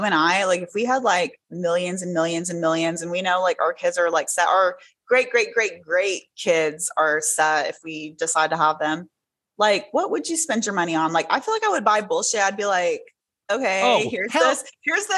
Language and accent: English; Tennessee, United States; now in Houston, United States; I'm Arab, but I was born in Tennessee, and I live in Houston, have lived in Houston now for a lot of years, many years